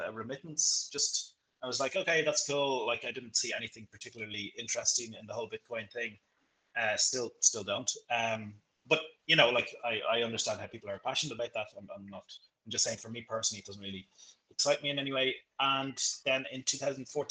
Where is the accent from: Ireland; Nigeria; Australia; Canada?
Ireland; Leinster; moved away as an adult; also born or lived in Florianopolis, Brazil / Bahia, Brazil; now in Rio de Janeiro, Brazil; I'm from Ireland. I grew up near Dublin, country boy.